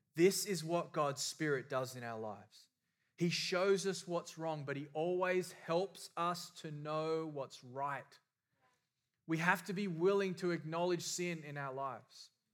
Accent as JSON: {"language": "English", "country": "Australia", "tie": "born or raised there", "said": "I was raised in Australia"}